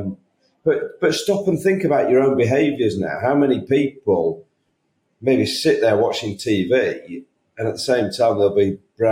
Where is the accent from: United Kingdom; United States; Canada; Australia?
United Kingdom; I'm a Brit